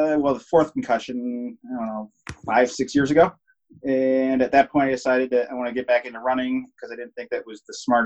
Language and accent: English; Traverse City, Michigan, United States; moved away as an adult; also born or lived in Portland / Denver; I'm born and raised in Traverse City